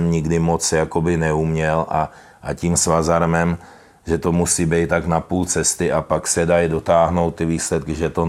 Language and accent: Czech; Czechia; Můžu tím něčeho dosáhnout jako my jsme z Čech